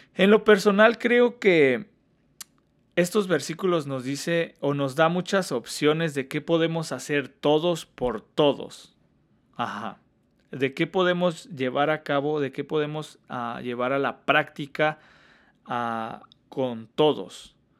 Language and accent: Spanish; Hidalgo, Mexico; moved away as an adult; also born or lived in Washington State, United States; now in Washington, United States; yo soy del centro de México, para ser más exactos de Hidalgo